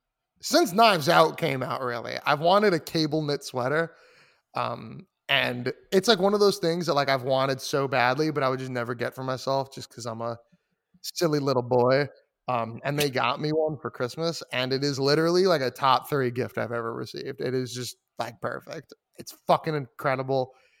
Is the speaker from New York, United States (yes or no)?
yes; New York, United States; I'm a New Yorker, bro.